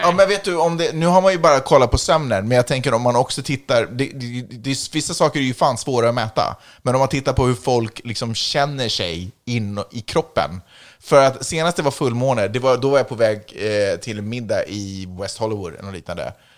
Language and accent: Swedish; Sweden; now in United States; jag är svensk medborgare